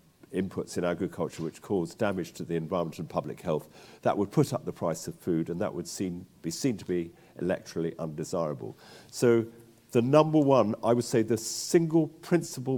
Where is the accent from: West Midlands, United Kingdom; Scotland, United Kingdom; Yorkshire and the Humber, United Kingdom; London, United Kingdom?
London, United Kingdom; moved away as an adult; also born or lived in West Wales; I'm a Londoner who got back to the land to West Wales in the 70s